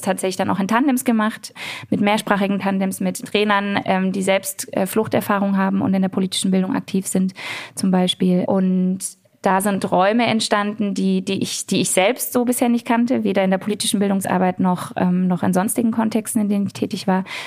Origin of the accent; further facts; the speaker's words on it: Ludwigsburg, Baden-Württemberg, Germany; also born or lived in Heidelberg; ich bin in Ludwigsburg groß geworden, im Stuttgarter Raum, also selbst auch hier im Schwäbischen sozusagen mhm. groß geworden.